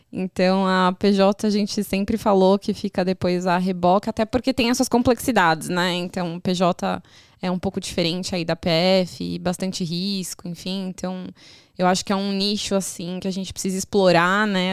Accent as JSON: {"language": "Portuguese", "region": "São Paulo", "country": "Brazil", "said": "eu sou de São Paulo"}